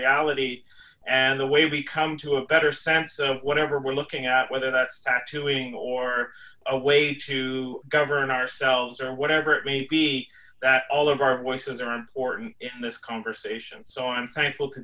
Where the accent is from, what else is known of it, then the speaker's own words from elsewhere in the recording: Canada; we are working through and living through as Indian people, as Indigenous people in Canada